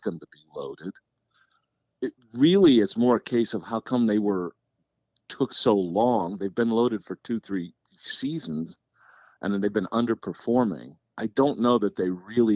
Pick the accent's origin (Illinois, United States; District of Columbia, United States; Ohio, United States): District of Columbia, United States; Washington; moved away; also born or lived in Maine; I grew up in Washington